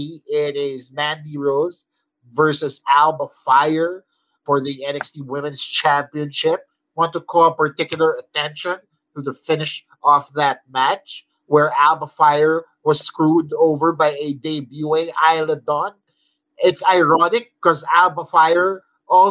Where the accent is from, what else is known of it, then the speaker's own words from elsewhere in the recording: Philippines; being Filipino